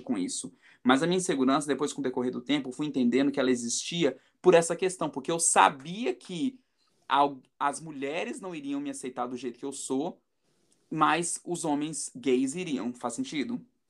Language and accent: Portuguese; Brazil; now in New York, United States; vir para os Estados Unidos, sair da minha casa, sair da minha da minha cidade natal, sair do meu país